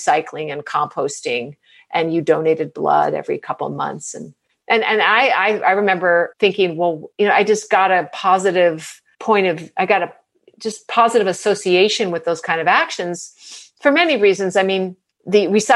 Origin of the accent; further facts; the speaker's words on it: New England, United States; also born or lived in New York City; I was born in New York City, but I spent my formative years in New England.